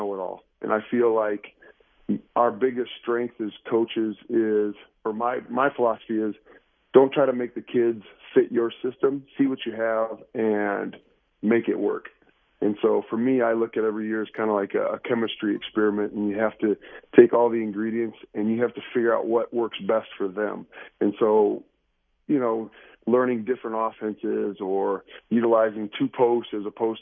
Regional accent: Iowa, United States; moved away as an adult; now in Tucson, United States; I grew up in Iowa

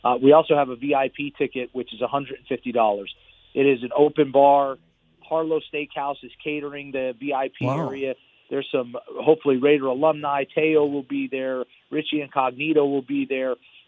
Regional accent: New York, United States; born there; now in Las Vegas, United States; My father was a police officer in New York. I was born in New York, and he came out here to Vegas and became a police officer here.

